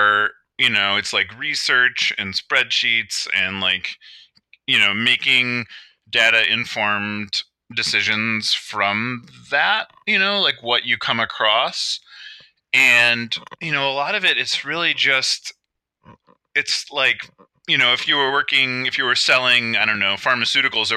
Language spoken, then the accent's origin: English; Cleveland, Ohio, United States; I grew up in Cleveland, like in the 70s